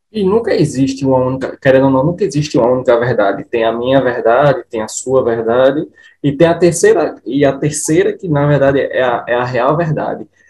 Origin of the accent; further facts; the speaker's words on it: Recife, Pernambuco, Brazil; como pernambucano, como nordestino